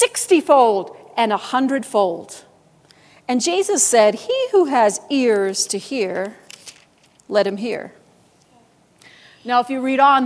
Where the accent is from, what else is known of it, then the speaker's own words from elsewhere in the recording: Buffalo, New York, United States; I grew up in Buffalo, New York